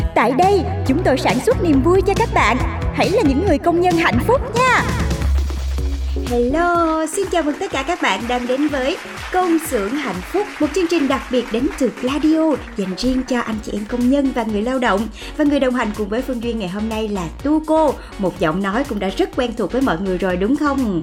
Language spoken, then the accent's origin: Vietnamese; Vietnam